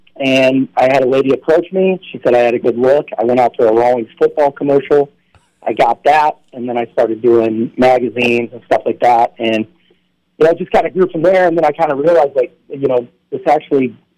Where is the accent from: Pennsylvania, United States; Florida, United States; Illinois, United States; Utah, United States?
Illinois, United States; East Peoria; now in Los Angeles, United States; born in Peoria, and then, of course, lived in East Peoria